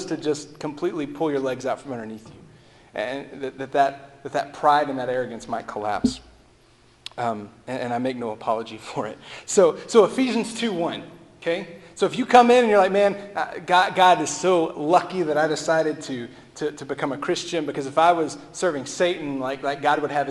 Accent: Texas, United States; I'm from Texas. We say y'all.

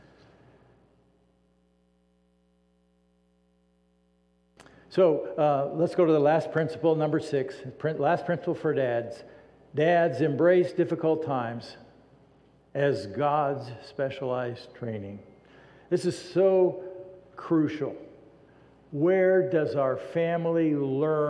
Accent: United States; We as American Christians

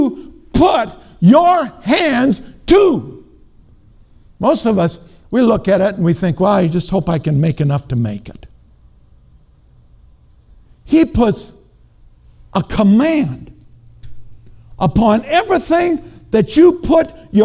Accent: Minnesota, United States; I'm from Minnesota

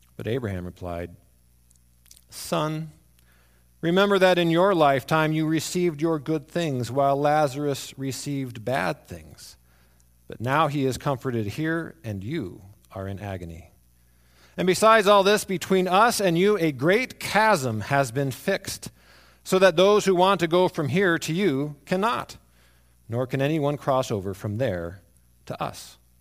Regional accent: Arizona, United States; I grew up in Arizona

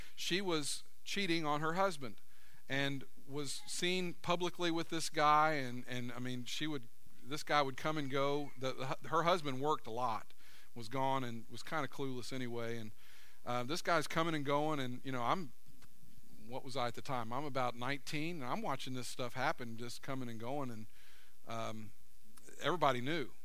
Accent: United States; I grew up in America

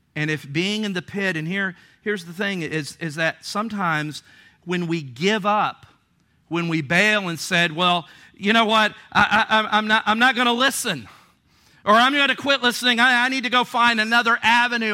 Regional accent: Virginia Beach, Virginia, United States; growing up in Virginia Beach or here on the coast

